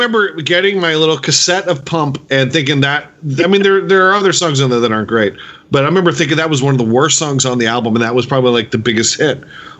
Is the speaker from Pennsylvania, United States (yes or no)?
yes; Philadelphia, Pennsylvania, United States; we grew up in the Philadelphia area.